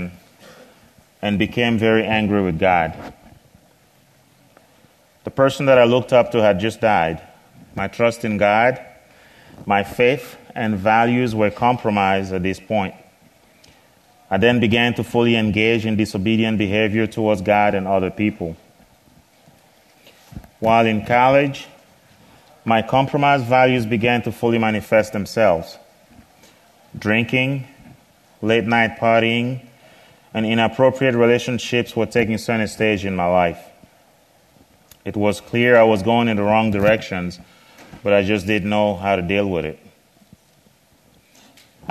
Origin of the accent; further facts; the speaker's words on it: Cameroon; I was born in the West African country of Cameroon